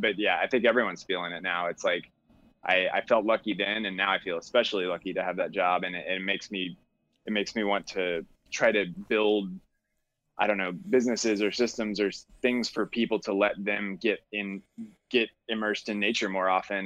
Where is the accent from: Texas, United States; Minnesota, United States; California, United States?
Texas, United States; Austin; now in Chicago, United States; I grew up in Austin, so I grew up doing a lot of hiking and camping